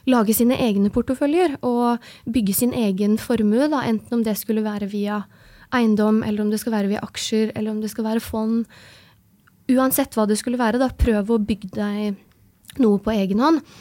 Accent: Oslo, Norway; also born or lived in Tromsø / Trondheim; Jeg er født og oppvokst i Oslo. Jeg har um, gått, studert i Tromsø, en bachelorgrad i maskiningeniør. Og så har jeg studert i Trondheim, en mastergrad i maskiningeniør.

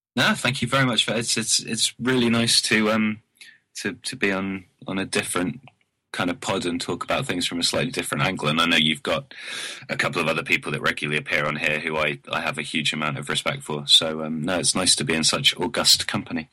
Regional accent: the south coast of England, United Kingdom; being from the timid south coast

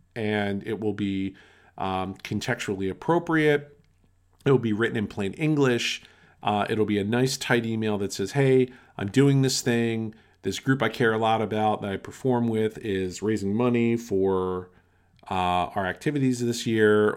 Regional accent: outside of Philadelphia, Pennsylvania, United States; I grew up outside of Philadelphia

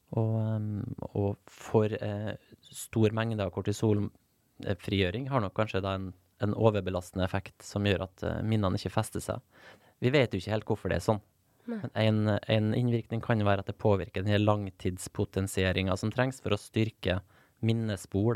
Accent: Nordvestlandet, Norway; ei øy der, der jeg vokste opp på Nordvestlandet

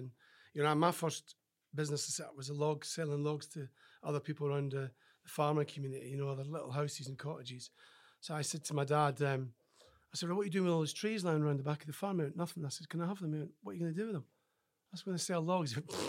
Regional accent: Scotland, United Kingdom; Do you know, my life was pretty good as a farmer's son.

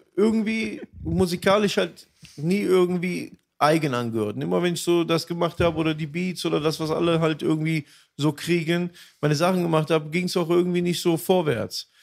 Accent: Aachen, North Rhine-Westphalia, Germany; also born or lived in Düsseldorf; Dann bin ich wieder zurück in meine Heimat, wieder Aachen

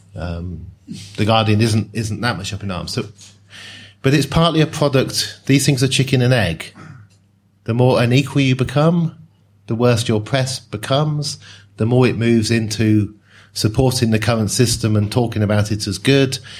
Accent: Oxford, South East England, United Kingdom; also born or lived in Newcastle / Sheffield; I grew up in Oxford

